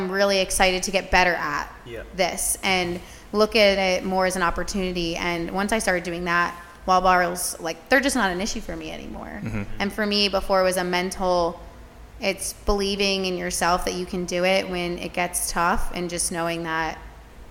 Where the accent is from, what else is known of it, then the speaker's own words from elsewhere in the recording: Gilbertsville, Pennsylvania, United States; I'm originally from Gilbertsville, Pennsylvania. That's about 40 minutes west of Philadelphia